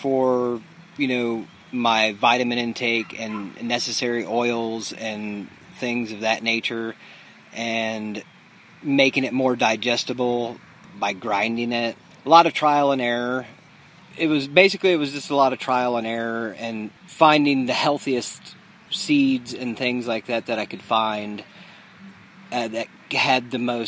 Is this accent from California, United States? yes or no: no; Dayton, Ohio, United States; I'm from Dayton, Ohio, and I'm 42 years old.